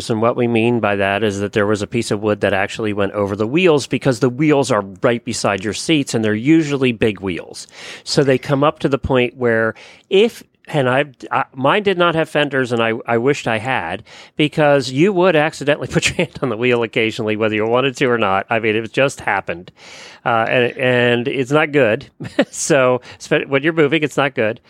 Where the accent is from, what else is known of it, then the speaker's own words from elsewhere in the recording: Lancaster County, Pennsylvania, United States; now in Ocala, United States; I grew up in Lancaster County